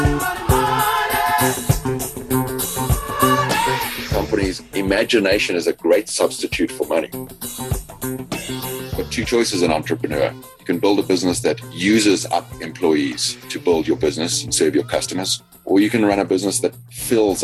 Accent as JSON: {"language": "English", "town": "Johannesburg", "region": "Gauteng", "country": "South Africa", "tie": "born or raised there", "also_born_or_lived": "Dallas, United States / Singapore / Sydney, Australia", "moved": "as an adult", "lives_now": "Chicago, United States", "said": "Born in Johannesburg, South Africa. Have moved around the world a fair amount, but still keep what I often call my Texas accent because it comes from the South."}